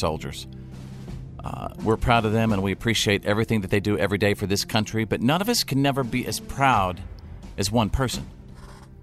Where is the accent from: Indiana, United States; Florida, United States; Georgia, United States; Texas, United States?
Texas, United States; my home state of Texas